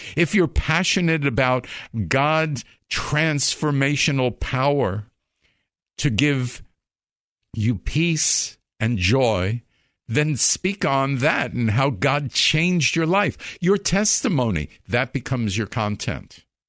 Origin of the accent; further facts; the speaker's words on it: Long Island, New York, United States; I grew up in Long Island.